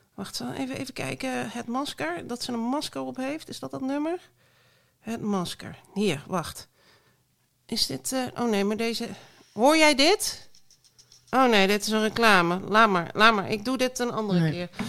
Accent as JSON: {"language": "Dutch", "country": "Belgium", "tie": "born or raised there", "moved": "yes"}